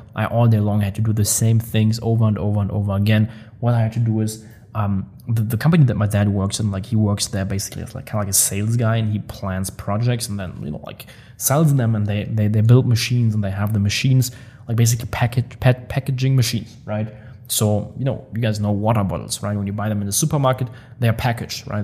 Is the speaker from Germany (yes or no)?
yes; Germany; moved away as an adult; now in Dubai, United Arab Emirates; I love the people from my hometown. I'm still like so close with all the buddies. Um, they they visit me here in Dubai. We go on trips together. When I'm in Germany, I always hang around with them